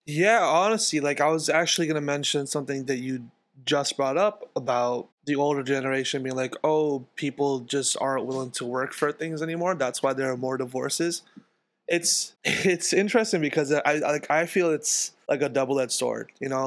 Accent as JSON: {"language": "English", "town": "New York City", "region": "New York", "country": "United States", "tie": "born or raised there", "said": "I grew up in Queens, in Jackson Heights, in this house right here"}